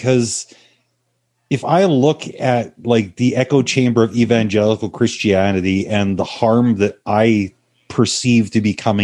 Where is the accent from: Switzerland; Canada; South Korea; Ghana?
Canada; I'm Canadian, eh